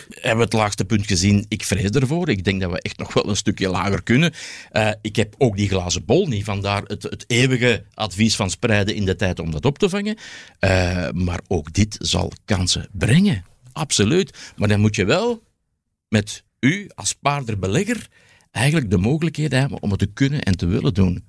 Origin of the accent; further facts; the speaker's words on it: Belgium; we hebben dan als Belg